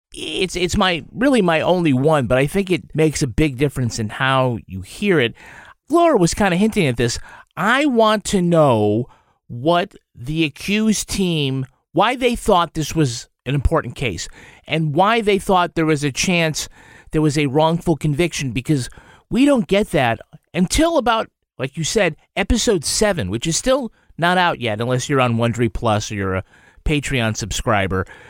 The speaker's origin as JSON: {"language": "English", "town": "Holyoke", "region": "Massachusetts", "country": "United States", "said": "I'm from Holyoke"}